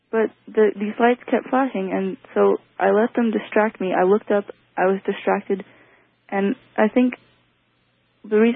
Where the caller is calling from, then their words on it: Washington, United States; I'm from Washington State.